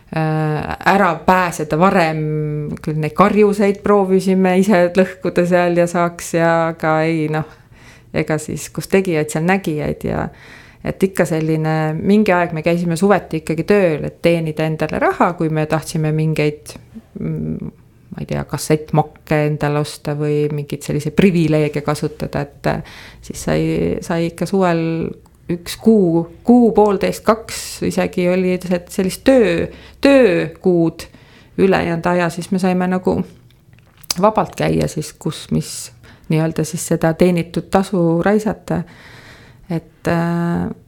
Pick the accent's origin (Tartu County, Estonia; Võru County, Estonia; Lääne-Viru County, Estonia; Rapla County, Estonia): Tartu County, Estonia; Tabivere; born or raised there; also born or lived in Tallinn; now in Põltsamaa, Estonia